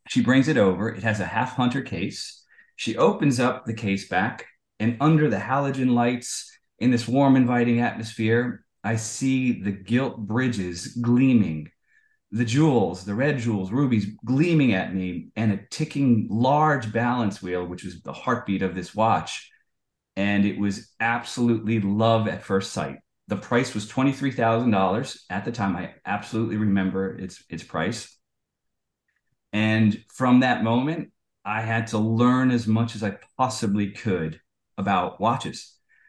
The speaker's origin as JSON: {"language": "English", "country": "United States", "tie": "born or raised there", "said": "I'm born and raised in the United States"}